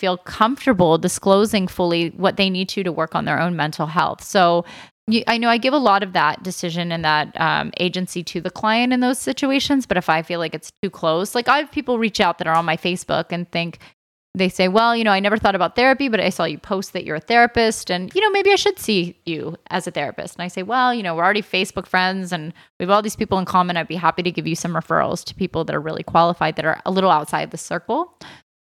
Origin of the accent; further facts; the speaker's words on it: Philadelphia, Pennsylvania, United States; I'm from Philly.